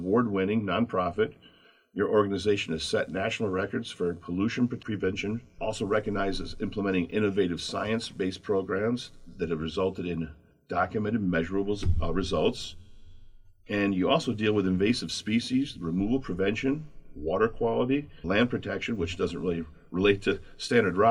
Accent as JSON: {"language": "English", "town": "Traverse City", "region": "Michigan", "country": "United States", "tie": "born or raised there", "said": "I grew up in Traverse City"}